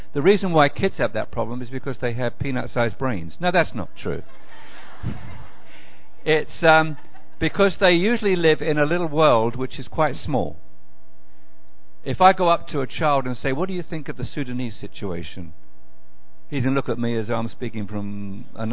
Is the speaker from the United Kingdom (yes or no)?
yes; England, United Kingdom; moved away as an adult; now in Macon, United States; from Macon, Georgia, originally from United Kingdom, England, but way back about 30 years ago